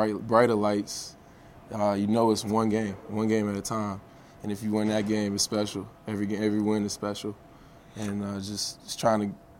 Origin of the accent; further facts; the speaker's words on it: Chapel Hill, North Carolina, United States; moved away; also born or lived in Durham; I think I was born in UNC Chapel Hill.